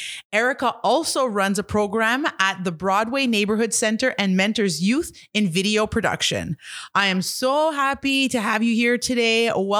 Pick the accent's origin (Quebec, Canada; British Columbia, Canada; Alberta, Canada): Quebec, Canada; Kitigan Zibi; I'm an entrepreneur from Kitigan, Zibi, Anishinaabe.